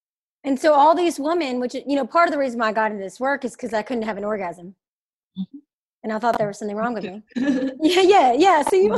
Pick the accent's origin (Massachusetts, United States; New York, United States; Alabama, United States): Alabama, United States; I'm from Alabama.